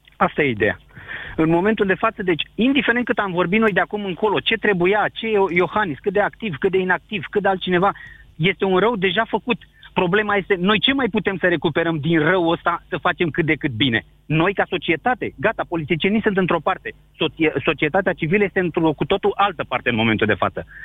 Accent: Romania; also born or lived in Spain; noi ca și români

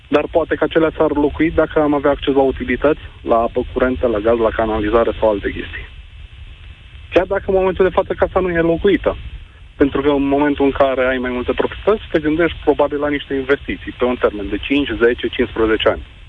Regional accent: Cluj-Napoca, Cluj County, Romania; eu sunt din Cluj

